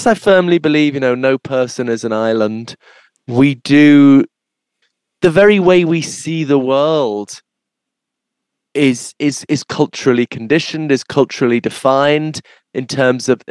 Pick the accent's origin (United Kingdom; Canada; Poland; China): United Kingdom; Liverpool, North West England; I'm from Liverpool